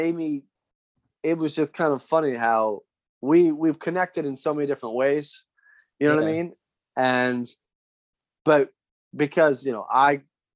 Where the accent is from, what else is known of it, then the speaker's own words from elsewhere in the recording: New Jersey, United States; I grew up in South Jersey